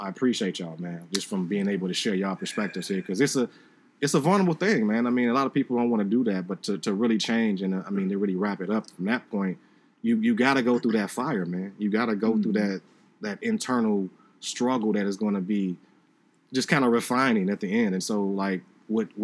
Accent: Chicago, Illinois, United States; Phil and I are from Chicago

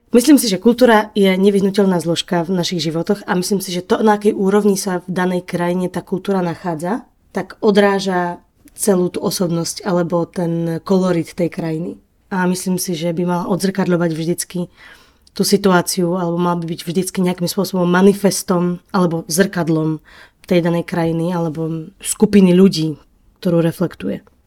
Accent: Slovakia; first language Slovak; moved away as an adult; also born or lived in Czech Republic; now in Prague, Czech Republic; som Slovenka, ktorá v Čechách žije oveľa mm, kratší čas

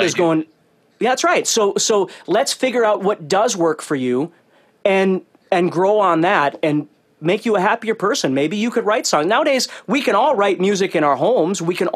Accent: Fargo, North Dakota, United States; I grew up in North Dakota and it's in Fargo

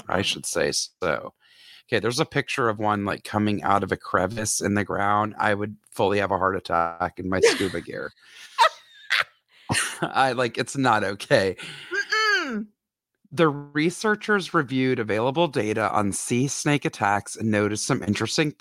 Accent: the South, United States; I grew up in the South where lakes and whatnot are filled with water moccasins

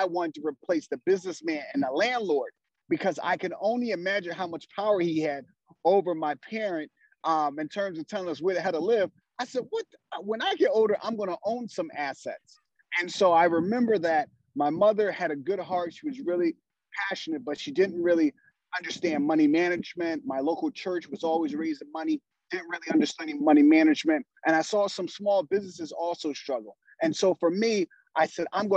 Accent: Philadelphia, Pennsylvania, United States; I grew up in Philadelphia with six siblings, single parent household.

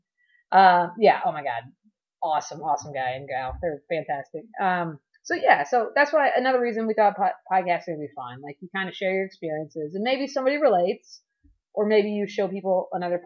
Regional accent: Miami, Florida, United States; I'm from Miami originally

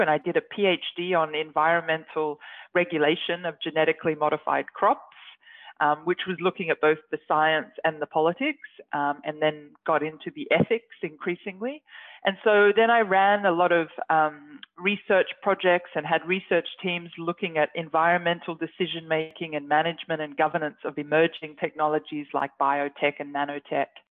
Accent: Australia; moved away as an adult; now in Norway; As an Australian, obviously, I'm not used to the cold or the snow, and now I live in Arctic Norway

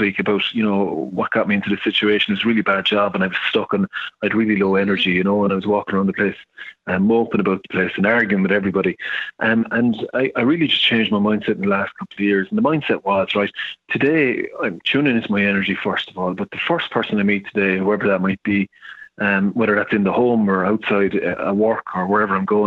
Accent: Ireland; I'm an Irishman, so I can say this, but the Irish, we're the worst in the world for taking compliments

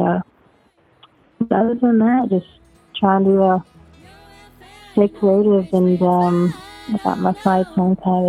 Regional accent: Western Kentucky, United States; I wasn't born in Appalachia, but I'm an honorary Appalachian, but I am actually from Western Kentucky.

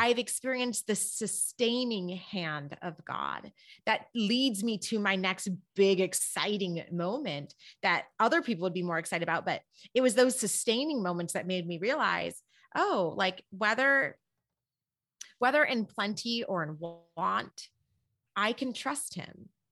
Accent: Berrien Springs, Michigan, United States; moved away; I grew up in, um, Berrien Springs, Michigan

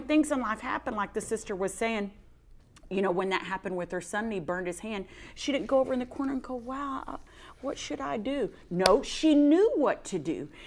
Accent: Texas, United States; I'm from Texas

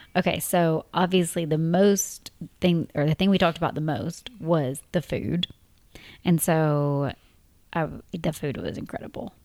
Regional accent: Tennessee, United States; moved away as an adult; a married couple from Tennessee.

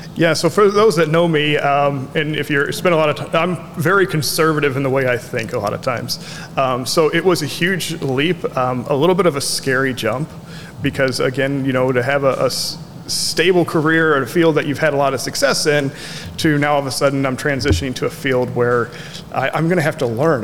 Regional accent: Festus, Missouri, United States; now in Marion, United States; grew up in a, a, smaller town called Festus, Missouri

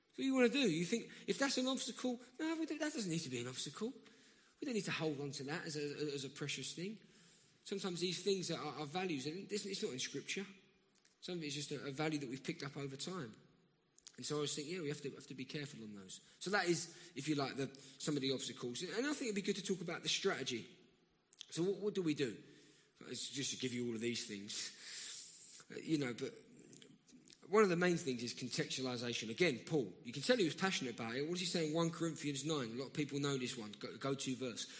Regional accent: London, United Kingdom; accent: South London; I'm from round here.

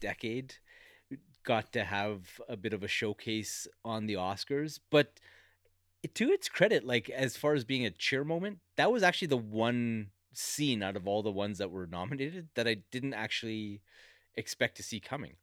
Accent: Alberta, Canada; I grew up in Alberta

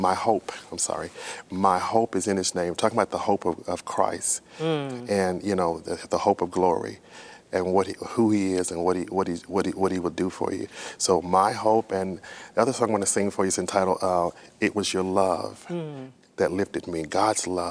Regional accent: Texas, United States; I started playing for a church that I attended in when I grew up in Texas, my home church, we would say

